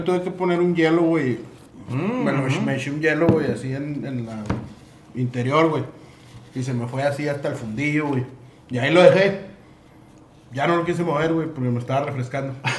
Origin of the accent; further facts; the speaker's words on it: northern Mexico, Mexico; el pedo es que somos norteños, güey. Seguimos siendo del norte del país